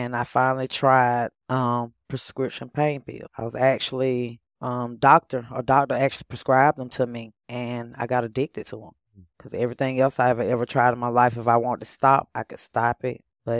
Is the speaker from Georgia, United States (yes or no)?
yes; Monroe, Georgia, United States; In Monroe, Georgia.